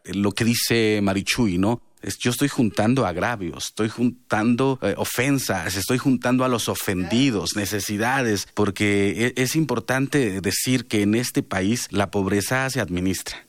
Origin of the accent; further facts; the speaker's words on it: Mexico; la oportunidad que tenemos como mexicanos